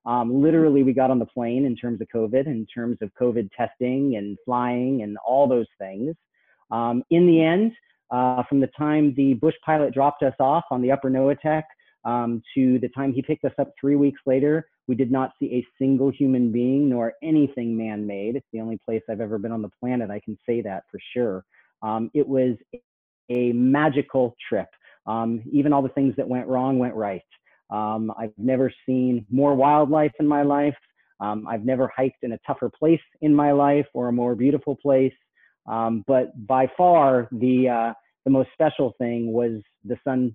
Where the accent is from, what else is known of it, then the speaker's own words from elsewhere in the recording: Los Angeles, California, United States; I grew up in the concrete jungle of Los Angeles till I was 12